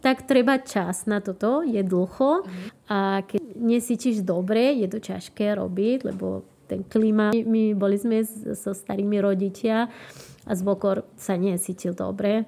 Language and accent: Slovak; Posadas, Misiones, Argentina; accent: Misiones accent; Slovak is a second language; moved away as an adult; now in Slovakia; Ja som sa narodila v Posadas.